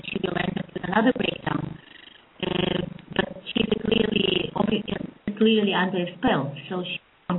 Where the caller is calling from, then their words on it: Belarus; I'm calling from Belarus.